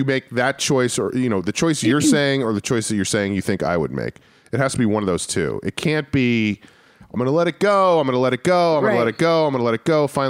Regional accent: New Rochelle, New York, United States; There's a college in my hometown called Iona College.

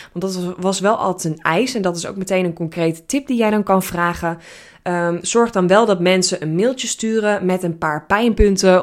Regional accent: Netherlands; Ik ben een Nederlander.

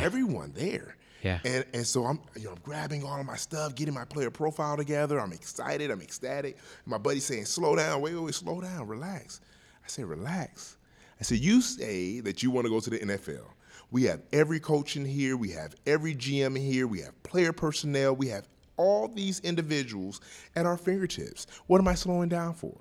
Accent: Milwaukee, Wisconsin, United States; I'm from Milwaukee, Wisconsin, born and raised here. Uh, grew up in Central City, 18th and Locust

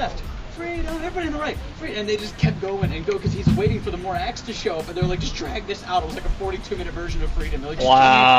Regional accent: Pittsburgh, Pennsylvania, United States; moved away; I grew up in Pittsburgh, Pennsylvania.

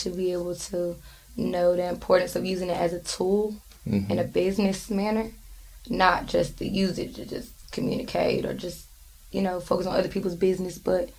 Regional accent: Goldsboro, North Carolina, United States; moved away as an adult; now in Raleigh, United States; I grew up in Goldsboro. I've been living in Raleigh for probably like a year and a half.

